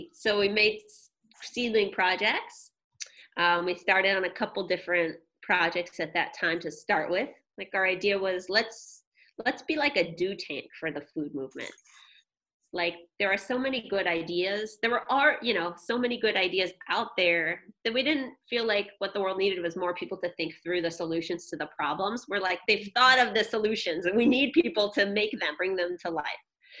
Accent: St. Louis, Missouri, United States; St. Louis, Missouri.

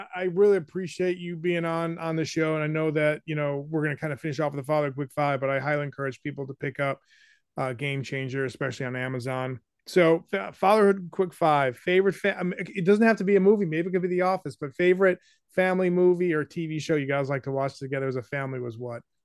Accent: New Hampshire, United States; Growing up in New Hampshire

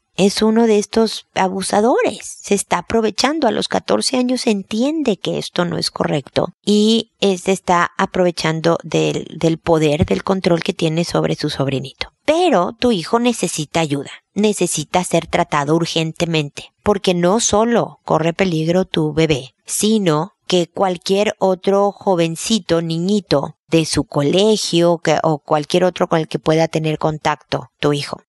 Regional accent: Mexico; moved away as an adult; now in Chile; cuando yo vivía allá, hace 10 años que no vivo en México

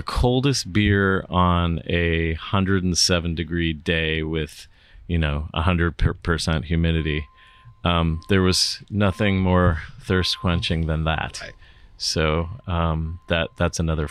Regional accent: St. Louis, Missouri, United States; now in San Francisco, United States; I grew up in St. Louis

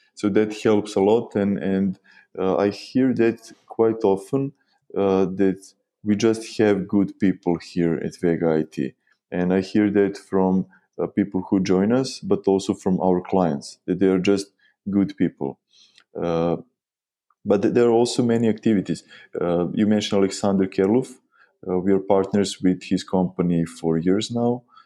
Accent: Novi Sad, Vojvodina, Serbia; we are from Novi Sad, Serbia

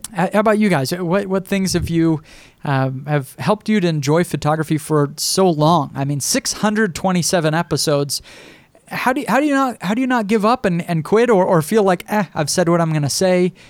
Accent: Idaho, United States; I'm a kid from Idaho with this little blog

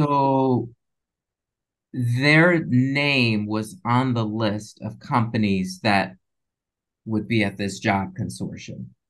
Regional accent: Chicago, Illinois, United States; moved away as an adult; also born or lived in Minnesota / Syracuse; originally from Chicago, I went to, yeah, so I went to undergrad in Minnesota

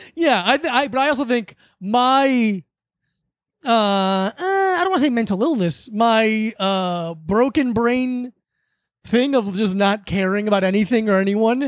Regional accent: South Florida, United States; Growing up in South Florida, this was what my childhood

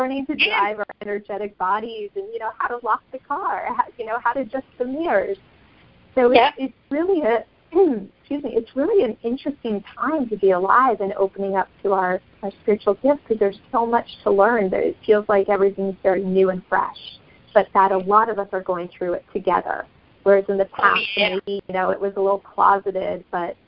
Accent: Brazil; moved away; I grew up in Brazil.

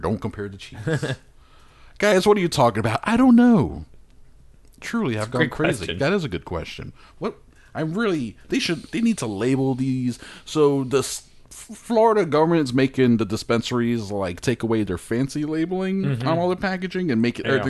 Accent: Australia; I'm Australian. I didn't make this mistake.

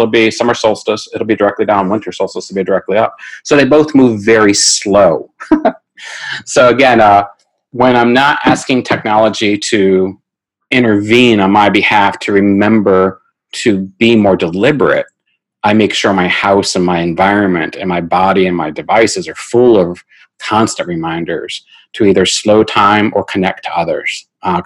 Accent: United States; I'm American.

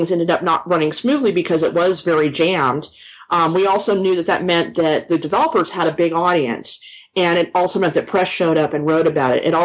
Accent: Los Angeles, California, United States; moved away as an adult; also born or lived in Boston; now in Austin, United States; I'm actually originally from Los Angeles

